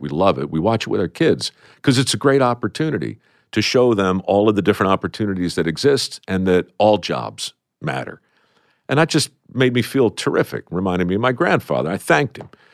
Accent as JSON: {"language": "English", "town": "Baltimore", "region": "Maryland", "country": "United States", "tie": "born or raised there", "said": "I grew up in Baltimore"}